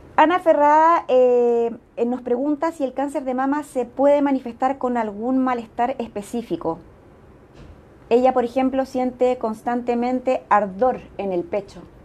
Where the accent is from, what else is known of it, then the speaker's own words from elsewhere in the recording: Chile; Somos conscientes las chilenas